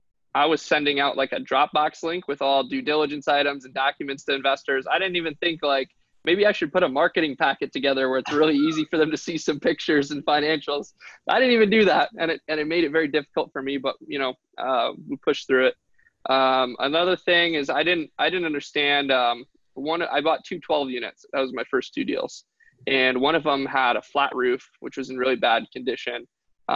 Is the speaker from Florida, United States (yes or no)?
no; Detroit, Michigan, United States; I'm from Detroit. One of my goals is to kind of help rebuild the city of Detroit one day.